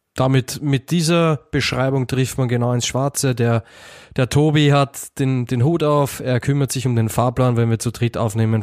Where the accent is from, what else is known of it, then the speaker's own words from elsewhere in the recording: Austria; ich als Österreicher habe mich als Kind eher mit Tom Turbo und der Knickerbockerbande beschäftigt.